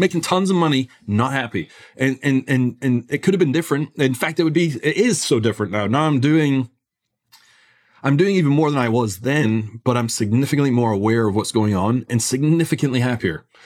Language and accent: English; Scotland, United Kingdom; I grew up in Scotland